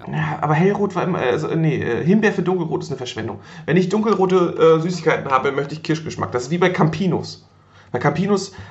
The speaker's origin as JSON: {"language": "German", "region": "Northern Germany", "country": "Germany", "said": "Bei uns im Norden gab es immer so, ja, bei uns im Norden gab immer so ähm, Waldmeisterbonbons."}